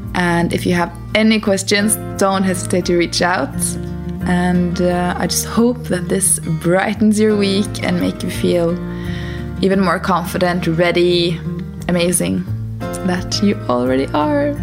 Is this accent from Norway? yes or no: yes; Norway; now in Portugal; we're from Norway, currently based in Portugal.